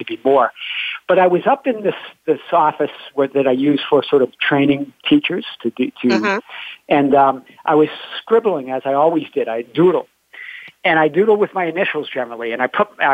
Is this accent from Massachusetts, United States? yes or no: yes; Boston, Massachusetts, United States; I'm from Boston, and grew from a family of seven